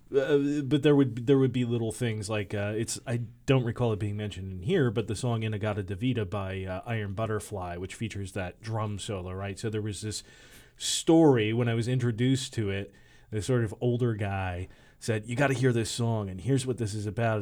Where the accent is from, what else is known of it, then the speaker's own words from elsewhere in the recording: Michigan, United States; I grew up in Michigan